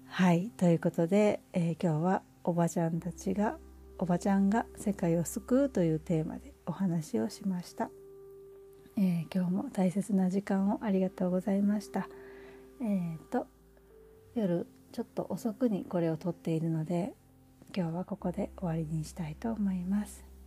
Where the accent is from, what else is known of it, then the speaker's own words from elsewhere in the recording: Osaka, Japan; moved away as an adult; その実家っていうのは私が本当に生まれた時から、大人になって結婚するまで、まあ、間ちょっと留学とかは行ってたりするんですが、住んでいたお家